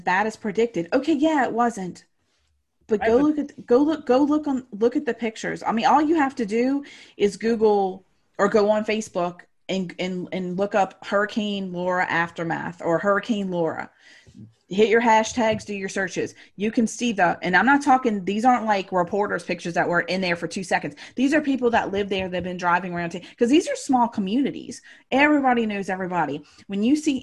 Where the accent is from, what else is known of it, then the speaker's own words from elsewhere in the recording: New Orleans, Louisiana, United States; grew up, was born and raised in New Orleans, went through Katrina